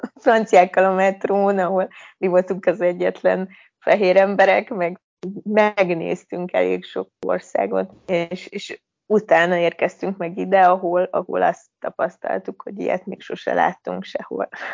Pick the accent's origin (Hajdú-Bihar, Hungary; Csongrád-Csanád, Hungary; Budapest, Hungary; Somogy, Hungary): Hajdú-Bihar, Hungary; Debrecen; moved away as an adult; now in Tirana, Albania; mi ugye alapból debreceniek vagyunk, tehát onnan, onnan indultunk